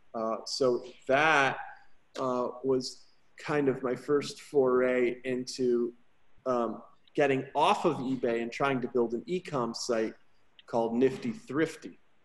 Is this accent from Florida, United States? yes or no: no; Woodbridge, Connecticut, United States; now in Houston, United States; I grew up in Woodbridge, Connecticut, outside of New Haven